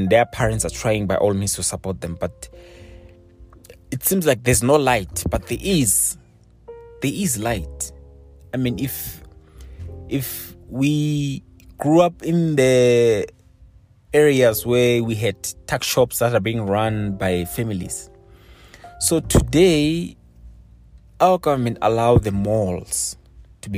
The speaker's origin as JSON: {"language": "English", "country": "South Africa"}